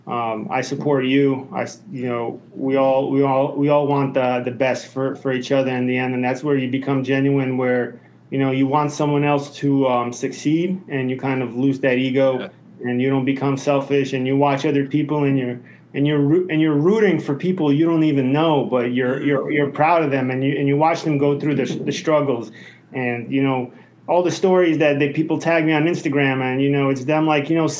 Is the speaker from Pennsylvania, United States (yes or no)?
no; New York City, New York, United States; moved away as an adult; I grew up in Brooklyn